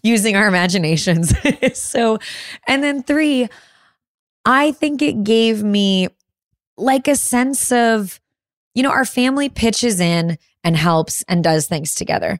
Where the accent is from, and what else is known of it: Chicago suburbs, Illinois, United States; born or raised there; moved away